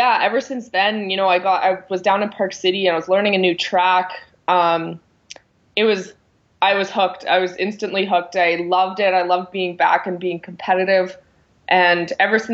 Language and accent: English; Calgary, Alberta, Canada; I ended up going to university here in Calgary, my hometown in Canada.